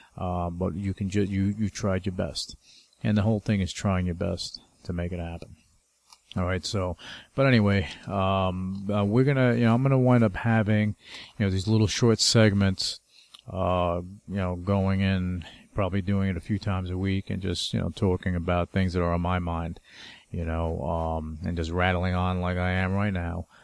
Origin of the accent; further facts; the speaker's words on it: New York, United States; I'm from New York